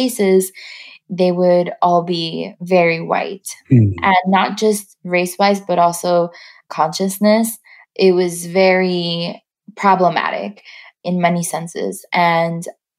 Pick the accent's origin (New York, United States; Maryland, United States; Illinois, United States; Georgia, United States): New York, United States; New York City; moved away as an adult; now in Los Angeles, United States; growing up in Queens, I grew up mostly closer to the airport